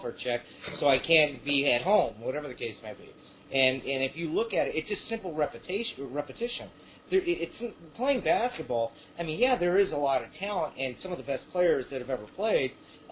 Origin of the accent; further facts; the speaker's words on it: Croatia; moved away; I was born, but I was raised in Europe, in Croatia. The former, well, actually, it was Yugoslavia at the time